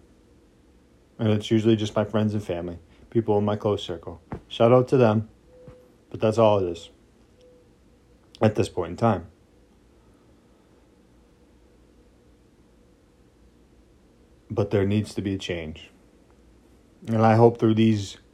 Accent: United States; we're American people

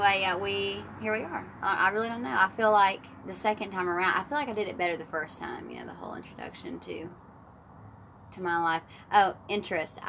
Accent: Humboldt, Tennessee, United States; also born or lived in Florida; I am originally from West Tennessee in a small town called Humboldt, Tennessee. It's about an hour outside of Memphis. Grew up there

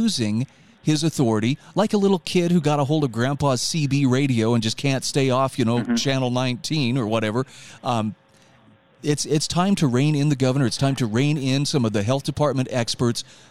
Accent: Utah, United States; here in my home state of Utah

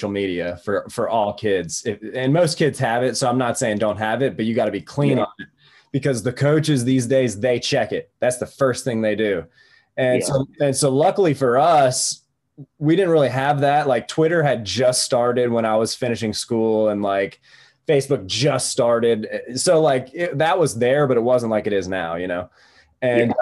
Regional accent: Greenville, South Carolina, United States; also born or lived in Atlanta; I grew up in Greenville, so it was near home

